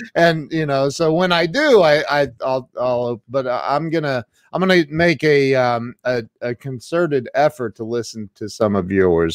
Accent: Midwest, United States; now in Ohio, United States; I'm from the Midwest, I'm in Ohio

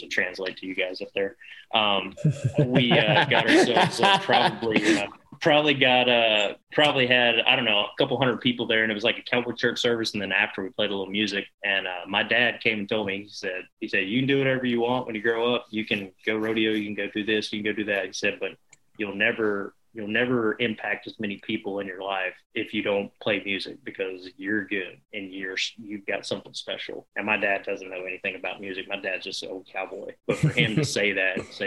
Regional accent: Mooresville, North Carolina, United States; we grew up in Mooresville, North Carolina, there, central North Carolina

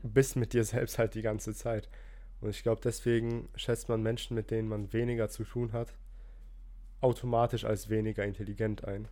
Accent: Rhineland-Palatinate, Germany; ich komme ja aus der Pfalz

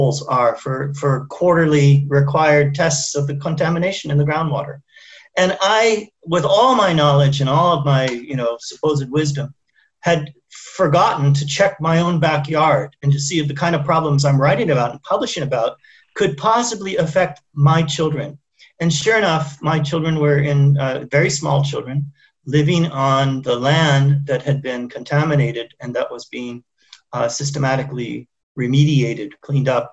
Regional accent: South Bay, San Francisco region, California, United States; moved away as an adult; also born or lived in Geneva, Switzerland / Czech Republic; now in Nairobi, Kenya; growing up in the South Bay of San Francisco region during the dot-com boom.

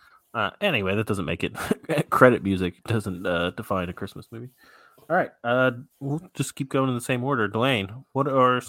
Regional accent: Indiana, Pennsylvania, United States; I am from his hometown.

